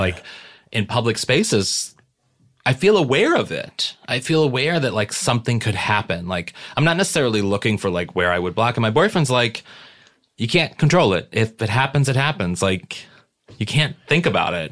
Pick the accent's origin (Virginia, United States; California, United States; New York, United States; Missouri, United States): Missouri, United States; St. Louis; we're both from Saint Louis